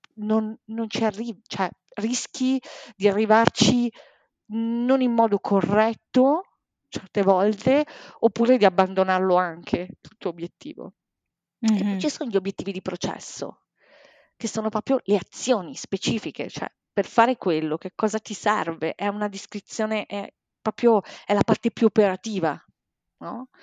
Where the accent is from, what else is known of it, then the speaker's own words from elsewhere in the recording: Bologna, Emilia-Romagna, Italy; moved away as an adult; now in Milan, Italy; adesso abito da due anni a Milano, in realtà io sono di Bologna sono originaria di Bologna